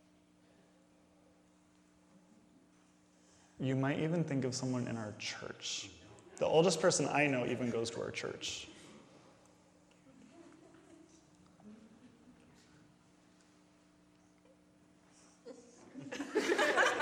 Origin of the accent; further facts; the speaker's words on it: Indiana, United States; I grew up here in Indiana, so there was snow